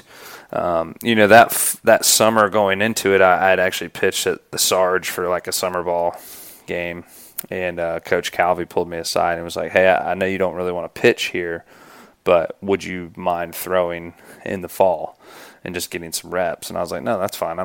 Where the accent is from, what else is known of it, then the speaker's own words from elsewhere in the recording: Greenville, South Carolina, United States; I grew up in Greenville, South Carolina